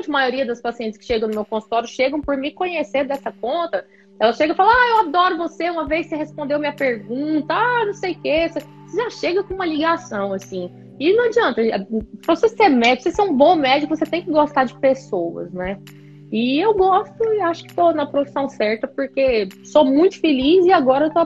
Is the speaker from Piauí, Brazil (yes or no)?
no; Goiás, Brazil; also born or lived in Goiânia; Então, eu sou do interior de Goiás, né, da cidade de Goiás, patrimônio histórico da humanidade pela Unesco. Conheçam a cidade de Goiás. E aí eu vim para Goiânia no final do ensino médio para poder prestar vestibular, estudar, fazer faculdade.